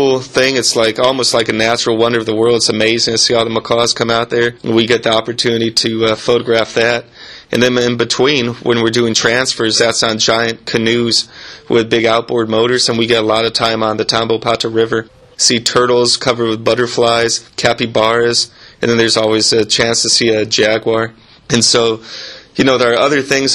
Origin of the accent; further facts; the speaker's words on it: Pueblo, Colorado, United States; moved away as an adult; also born or lived in Costa Rica; now in Peru; I'm originally from Pueblo, Colorado, and I've been in Peru for about 6 years now